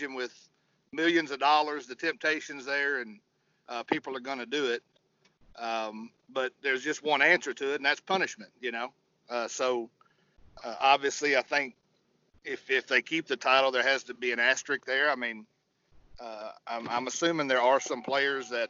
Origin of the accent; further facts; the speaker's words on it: Virginia, United States; I grew up in Orioles country in Virginia.